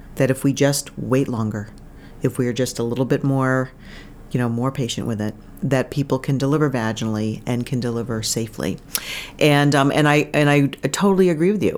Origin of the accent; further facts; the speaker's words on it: Bangor, Maine, United States; also born or lived in Kittery, Maine / Portsmouth, New Hampshire / Burlington, Vermont; I'm from Maine. I grew up in Maine.